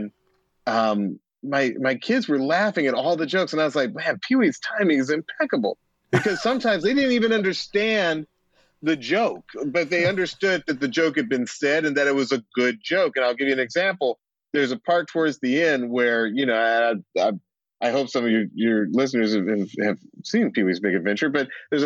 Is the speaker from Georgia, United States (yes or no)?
yes; Atlanta, Georgia, United States; growing up in Atlanta, everything was V103 and it was R&B and soul